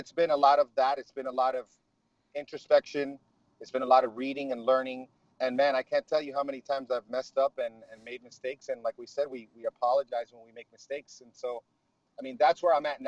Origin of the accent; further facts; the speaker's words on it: Miami, Florida, United States; moved away as an adult; now in Tampa, United States; So my wife and I grew up in Miami